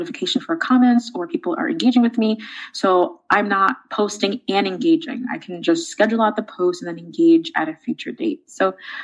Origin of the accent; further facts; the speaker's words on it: New York City, New York, United States; I grew up in the Bronx in New York City